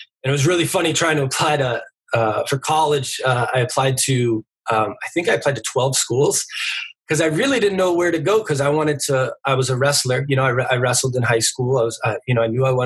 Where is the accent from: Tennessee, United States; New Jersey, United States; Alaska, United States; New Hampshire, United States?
New Hampshire, United States; Hudson; also born or lived in Lowell, Massachusetts / Western Massachusetts; now in Boston, United States; we grew up in Lowell, Massachusetts till I was about 10. And then we jumped just over the border in Hudson, New Hampshire